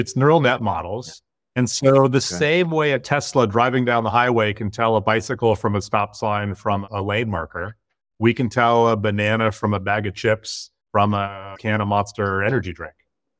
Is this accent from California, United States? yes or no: yes; Berkeley, California, United States; I was born and raised in Berkeley, California.